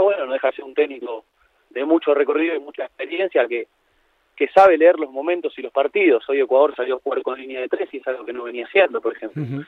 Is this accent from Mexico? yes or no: no; Argentina; moved away; soy un argentino en exilio que está en Argentina en estos momentos